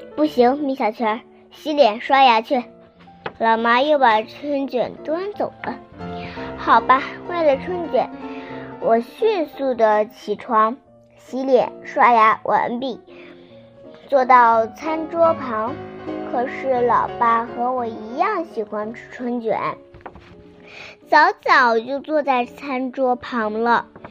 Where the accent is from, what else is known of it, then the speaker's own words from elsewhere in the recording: Binzhou, Shandong, China; 我来自山东省滨州市